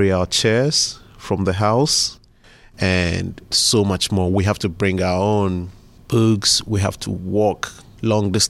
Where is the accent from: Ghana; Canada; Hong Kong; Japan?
Ghana; Tema, Greater Accra; now in Pittsburgh, United States; I was born in Ghana in a city called Tema